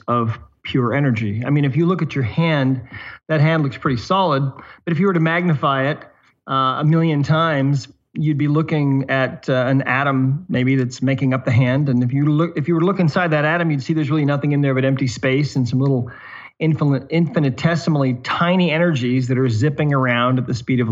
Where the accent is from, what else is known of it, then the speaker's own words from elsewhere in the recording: Montana, United States; now in Southern Utah, United States; I live in Southern Utah now. I'm originally from Montana